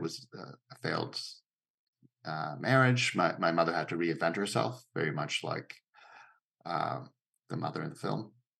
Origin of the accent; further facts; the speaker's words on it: Mexico City, Mexico; English is a second language; Very similar. Very, very. I mean, so similar that it's hard to see that film as anything other than biographical